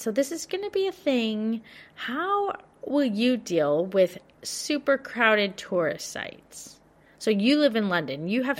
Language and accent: English; Victoria, Australia; So I'm thinking about this so much because I'm from Victoria and we've had, you know, the toughest restrictions out of all of Australia.